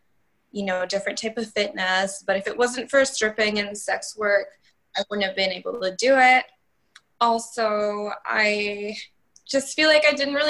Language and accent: English; Victoria, British Columbia, Canada; now in Vancouver, Canada; I was raised here for my whole life